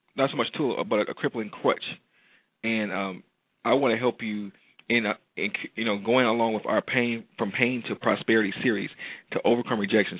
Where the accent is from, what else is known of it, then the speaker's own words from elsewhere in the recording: Detroit, Michigan, United States; Detroit, Michigan, um, my hometown